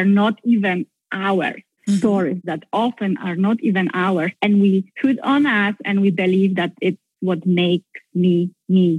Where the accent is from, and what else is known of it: Poland; English is a second language; moved away as an adult; now in United States